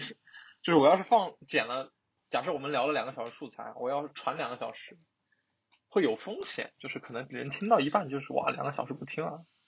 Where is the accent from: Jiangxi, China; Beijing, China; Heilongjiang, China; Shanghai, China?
Jiangxi, China; 我们江西人就是 L 和 N 是分不清的